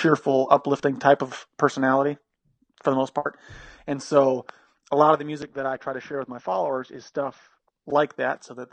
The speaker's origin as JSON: {"language": "English", "region": "Western Canada", "country": "Canada", "moved": "yes", "lives_now": "United States", "said": "We're from Western Canada, farmers mostly"}